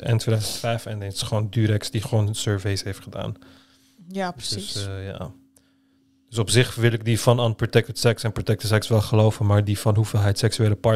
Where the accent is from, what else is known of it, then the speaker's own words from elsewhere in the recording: Turkey; als Turk